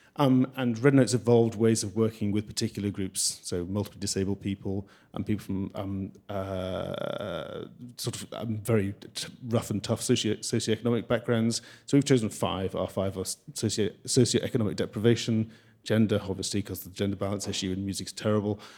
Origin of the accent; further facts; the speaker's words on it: London, United Kingdom; also born or lived in Wales; now in Scotland, United Kingdom; I live in Scotland. Um, I, uh, I have, I was born in London. I'm entirely Welsh.